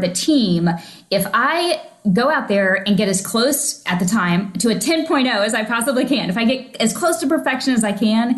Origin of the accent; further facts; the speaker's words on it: Oklahoma, United States; also born or lived in Missouri; now in Florida, United States; I grew up in Oklahoma, originally from Missouri, but about 4 to 6 months old, we moved to Oklahoma